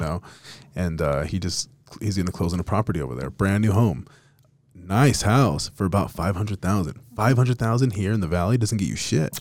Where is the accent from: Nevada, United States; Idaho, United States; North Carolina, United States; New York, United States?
Nevada, United States; Las Vegas; now in Utah, United States; I'm from Vegas originally, but I fell in love with Utah, and I'm probably never gonna leave